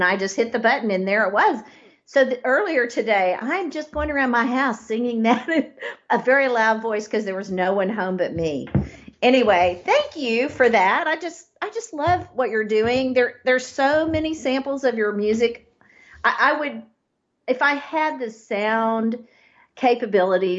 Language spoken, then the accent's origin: English; East Texas, United States; accent: East Texas; my East Texas accent